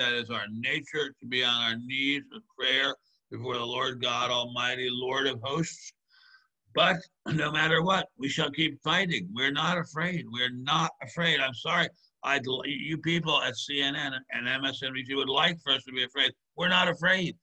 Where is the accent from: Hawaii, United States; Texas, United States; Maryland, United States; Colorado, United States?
Maryland, United States; my home state of Maryland